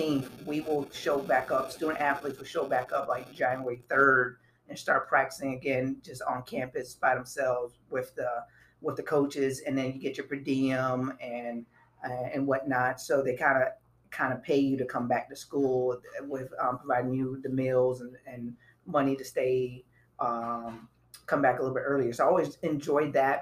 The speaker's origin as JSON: {"language": "English", "town": "Miami", "region": "Florida", "country": "United States", "said": "where I was from, I'm from Miami, Florida, so it was always hot."}